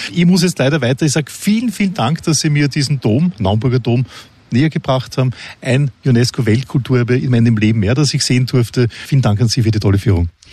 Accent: Austria; bei uns in Österreich

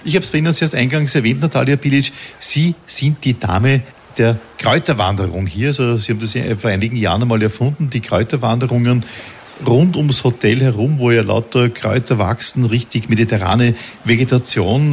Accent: Vienna, Austria; ich selbst bin ja Wiener.

